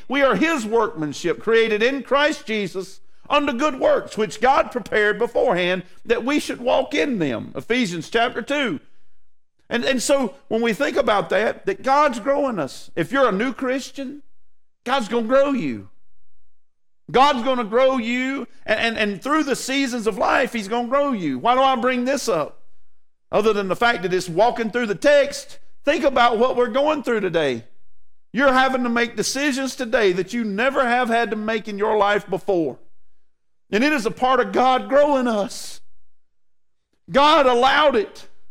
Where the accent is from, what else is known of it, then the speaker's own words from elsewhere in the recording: United States; what I feel as an American.